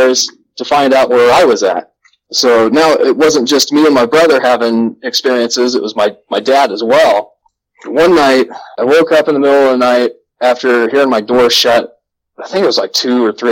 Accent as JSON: {"language": "English", "town": "West Des Moines", "region": "Iowa", "country": "United States", "tie": "born or raised there", "said": "I grew up in Valley Junction in West Des Moines, Iowa, from like 1990 to about 1998."}